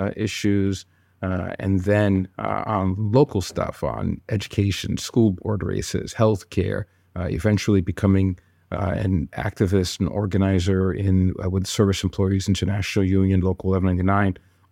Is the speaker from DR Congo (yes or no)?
yes; DR Congo; born there; I was born in the Congo, of parents of Haitian descent.